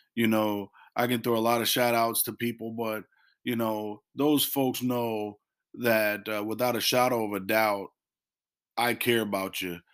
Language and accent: English; Illinois, United States; now in North Carolina, United States; we did that as a family, and we used to do that back in, in Illinois